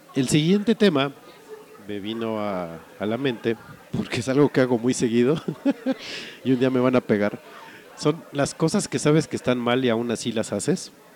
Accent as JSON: {"language": "Spanish", "country": "Mexico", "said": "como buen mexicano"}